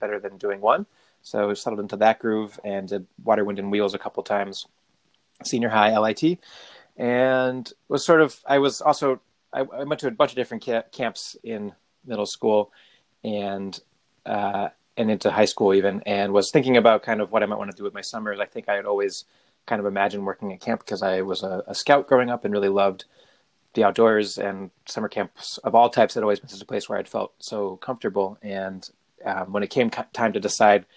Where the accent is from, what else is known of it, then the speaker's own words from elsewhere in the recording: Hartford, Connecticut, United States; I grew up just outside of Hartford, Connecticut